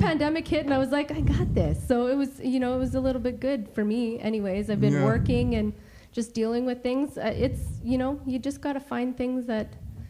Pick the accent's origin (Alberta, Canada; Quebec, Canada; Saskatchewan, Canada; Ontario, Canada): Saskatchewan, Canada; now in British Columbia, Canada; I'm from Saskatchewan, too.